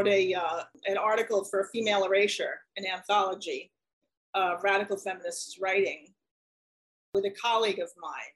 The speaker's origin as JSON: {"language": "English", "country": "United States", "said": "I'm an American"}